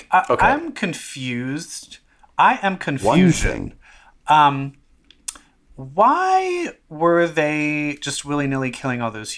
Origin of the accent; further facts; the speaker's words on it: Baltimore, Maryland, United States; my hometown of Baltimore, Maryland.